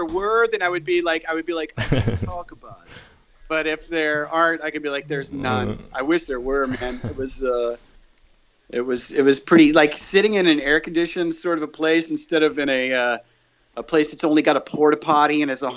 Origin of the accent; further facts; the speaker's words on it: United States; I'm an American